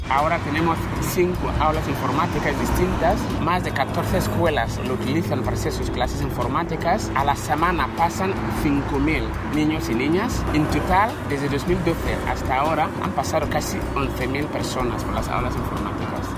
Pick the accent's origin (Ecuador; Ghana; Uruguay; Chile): Ghana; Spanish is a second language; moved away as an adult; now in Spain; soy de Ghana, un pueblo que se llama Fiasos